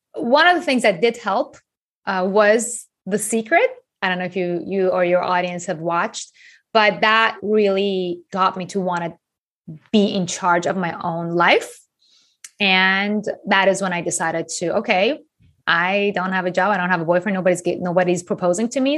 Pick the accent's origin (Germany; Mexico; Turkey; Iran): Iran; moved away as an adult; also born or lived in Japan / New York; I grew up in Iran